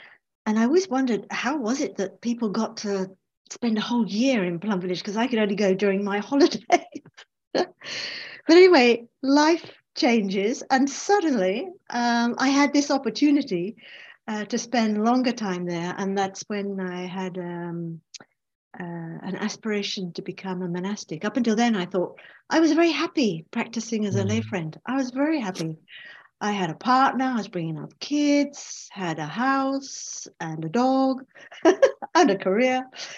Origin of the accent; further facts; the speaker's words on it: England, United Kingdom; accent: English; And myself, and of course I'm English, as you can hear from my voice.